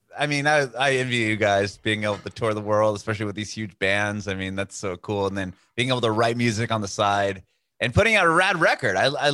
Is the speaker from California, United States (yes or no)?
yes; San Diego, California, United States; moved away as an adult; now in Nashville, United States; I'm from San Diego. My family just moved to Nashville like during this pandemic.